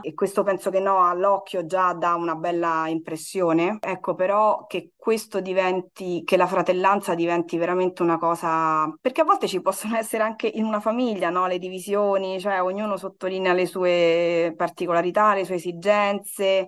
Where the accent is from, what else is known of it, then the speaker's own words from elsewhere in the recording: Rome, Lazio, Italy; moved away as an adult; now in Nazareth, Israel; Io vengo da Roma